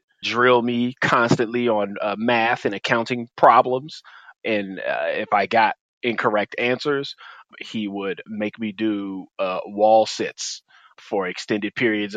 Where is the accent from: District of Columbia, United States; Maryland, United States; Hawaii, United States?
District of Columbia, United States; Washington; I am born and raised in D.C., though many cannot tell by my accent